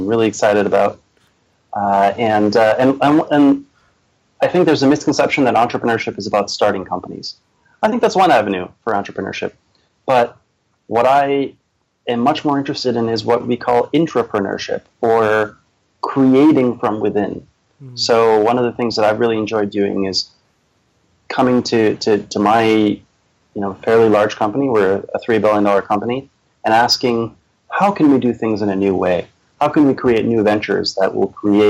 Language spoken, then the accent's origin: English; Boston, Massachusetts, United States; also born or lived in Charleston, South Carolina / Minnesota / upstate New York; I've lived in the Boston area since I was about 8 years old